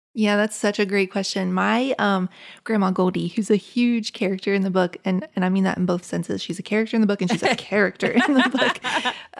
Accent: Appalachia, United States; born or raised there

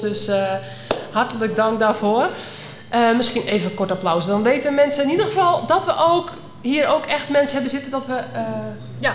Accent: North Holland, Netherlands; Dat zijn wij natuurlijk in Noord-Holland niet gewend, waar ik vandaan kom

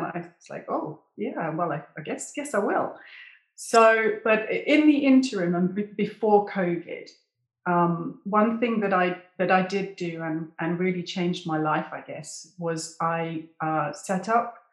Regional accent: United Kingdom; moved away as an adult; also born or lived in English Lake District; now in South of France, France; I'm British

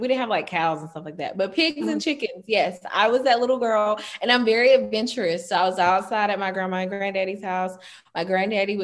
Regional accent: South Carolina, United States; I'm from the country, the small town of South Carolina.

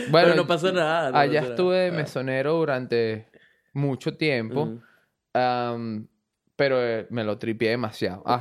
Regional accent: Caracas, Capital District, Venezuela; moved away as an adult; now in Brisbane, Australia; soy del centro de Caracas, específicamente de la Avenida Baral, al lado de Miraflores. Eh, estudié toda mi vida en el mismo colegio que estudió tu invitada Sara.

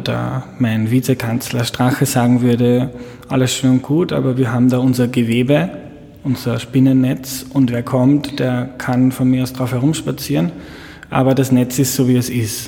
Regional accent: Lower Austria, Austria; Ich bin in Niederösterreich aufgewachsen.

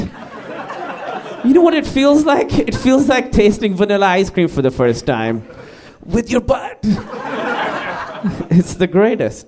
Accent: Karachi, Sindh, Pakistan; moved away; I grew up in Karachi, Pakistan

